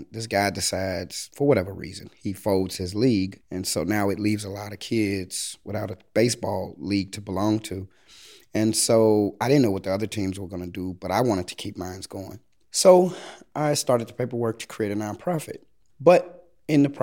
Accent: Chicago, Illinois, United States; from the South Side, from South Shore. I grew up in the late 80s, early 90s

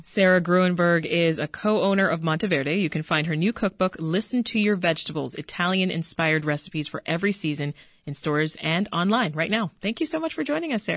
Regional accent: Jamaica; I'm Jamaican

